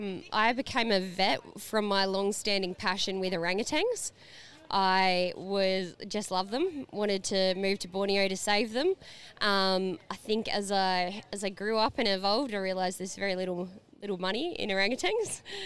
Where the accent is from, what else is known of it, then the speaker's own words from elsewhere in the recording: Mount Isa, Queensland, Australia; born there; also born or lived in Perth / London / Brisbane; Yes, I was born in Mount Isa, but I was born to a family in the mining industry, so we bounced around a fair bit. We went to Perth and London before ending up in Brisbane